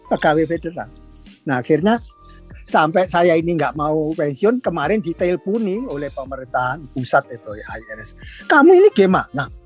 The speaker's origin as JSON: {"language": "Indonesian", "country": "Indonesia", "tie": "born there", "said": "saya lahir di Indonesia saya sekolah dari SMP, SD."}